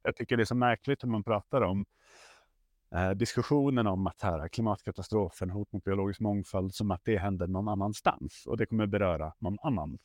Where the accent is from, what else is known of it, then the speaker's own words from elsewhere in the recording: Stockholm, Stockholm County, Sweden; är jag uppvuxen i tunnelbanan i, i Stockholm